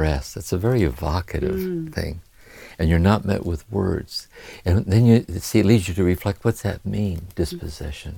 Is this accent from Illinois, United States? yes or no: no; Akron, Ohio, United States; growing up in Akron, Ohio, with a violent alcoholic father